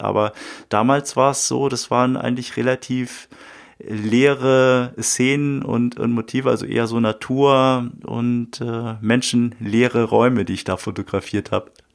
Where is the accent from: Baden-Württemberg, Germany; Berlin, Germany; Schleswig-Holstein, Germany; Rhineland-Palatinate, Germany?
Schleswig-Holstein, Germany; Uetersen; durch meine Heimatstadt, durch Uetersen gelaufen